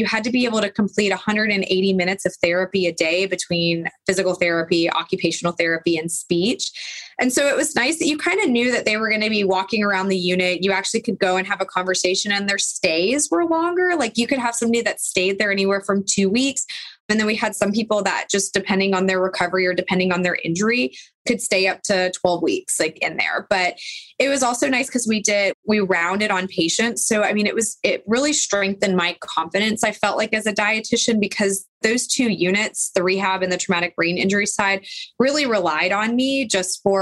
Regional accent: Charlotte, North Carolina, United States; also born or lived in Florida; I grew up in Charlotte, North Carolina.

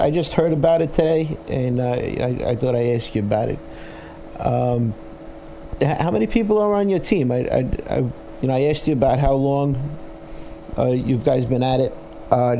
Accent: New York City, New York, United States; accent: Brooklyn; my Brooklyn accent

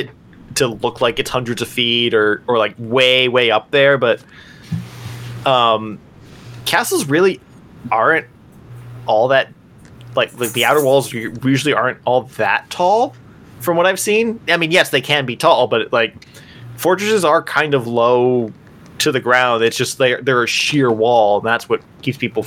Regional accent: United States; As an American

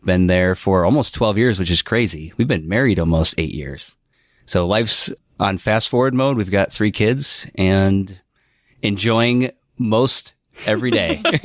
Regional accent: South Elgin, Illinois, United States; moved away; also born or lived in Iowa; I was born and raised in the Chicagoland area of South Elgin, Illinois

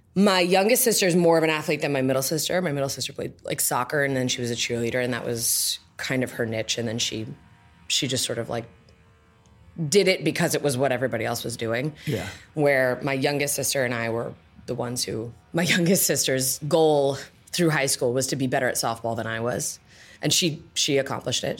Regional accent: Johnston, Rhode Island, United States; moved away; also born or lived in Providence, Rhode Island / East Providence, Rhode Island; I was born in Providence. I lived in East Providence. I went to high school in Johnston.

